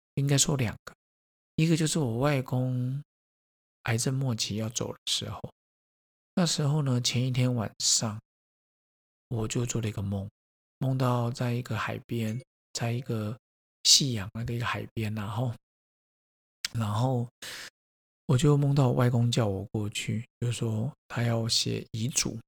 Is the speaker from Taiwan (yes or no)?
yes; Taiwan; 我说，“嗯，台湾人